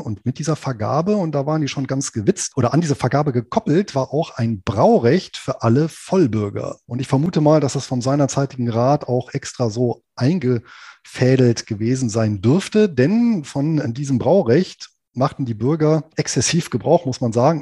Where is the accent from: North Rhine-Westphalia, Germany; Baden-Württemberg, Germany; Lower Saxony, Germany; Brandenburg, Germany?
Lower Saxony, Germany; southern; hier in meiner Heimatregion in Südniedersachsen